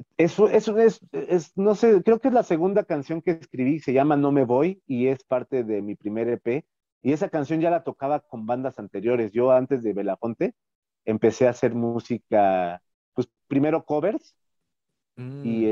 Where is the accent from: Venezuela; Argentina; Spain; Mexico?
Mexico; Mexico City; como chilangos